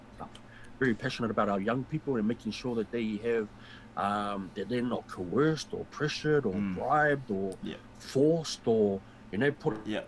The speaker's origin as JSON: {"language": "English", "country": "New Zealand", "said": "as Kiwi, as Māori, as Pacifica, as New Zealanders"}